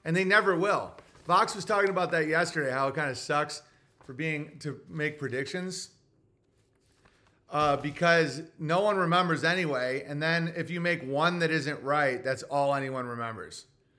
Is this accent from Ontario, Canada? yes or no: yes; Ontario, Canada; I should mention I am from Ontario, Canada. Please forgive my parents for deciding it was a good idea to live here.